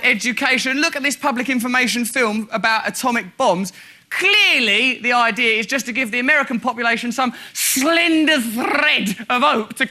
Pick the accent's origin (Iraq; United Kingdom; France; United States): United Kingdom; England; I am English!